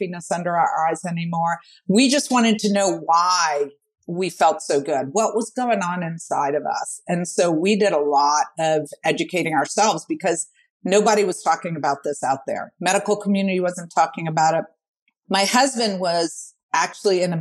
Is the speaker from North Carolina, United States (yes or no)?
no; New Orleans, Louisiana, United States; born or raised there